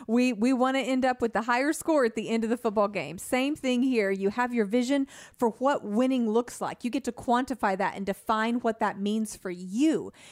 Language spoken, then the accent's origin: English; California, United States; Yeah, I grew up in California, so I have a soft spot in my heart for the 49ers.